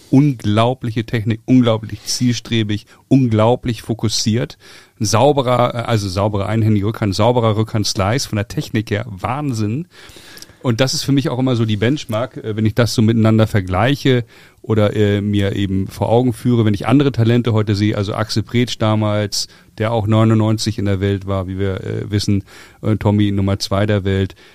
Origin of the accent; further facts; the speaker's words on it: Hamburg, Germany; Ich bin ja aus Hamburg und habe ja im Gegensatz zu dir, Lars, hier meine Kindheit verbracht.